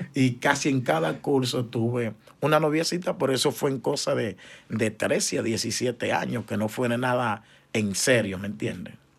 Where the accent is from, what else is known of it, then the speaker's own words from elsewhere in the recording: San Cristóbal, Dominican Republic; moved away as an adult; now in Choloma, Honduras; somos de República Dominicana, ciudad San Cristóbal, pero nací en el Hospital Juan Pablo Pina, que queda en el centro de la ciudad de San Cristóbal pero mi niñez fue en un sector llamado Jeringa